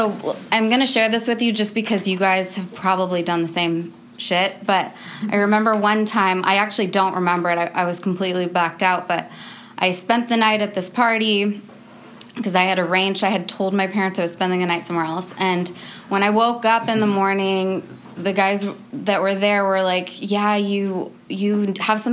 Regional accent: California, United States; I grew up in California

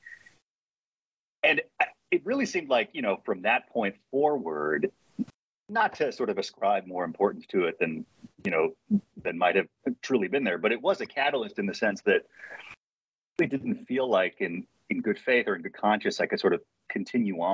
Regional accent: North Carolina, United States; moved away; also born or lived in New York City / Colorado / Oregon; I'm from North Carolina originally

